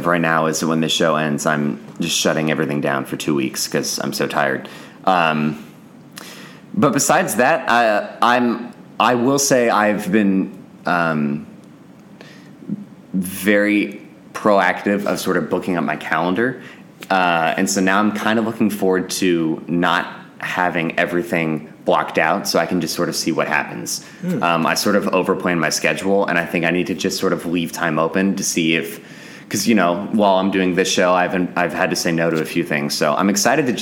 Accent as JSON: {"language": "English", "town": "Houston", "region": "Texas", "country": "United States", "tie": "born or raised there", "moved": "yes", "said": "I was growing up in Houston"}